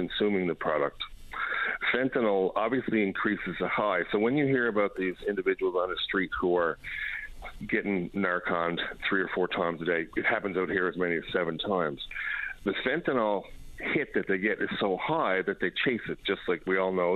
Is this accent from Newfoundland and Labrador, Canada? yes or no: yes; Newfoundland and Labrador, Canada; moved away as an adult; now in British Columbia, Canada; I practiced law in Newfoundland for quite a long period of time until I moved to British Columbia